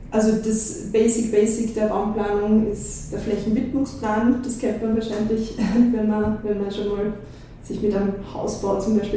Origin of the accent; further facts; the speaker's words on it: Liezen, Styria, Austria; moved away as an adult; now in Vienna, Austria; bin aus Liezen weggezogen nach der Matura mit 18 ähm, und wollte unbedingt in die große Stadt. Und das war für mich nur Wien.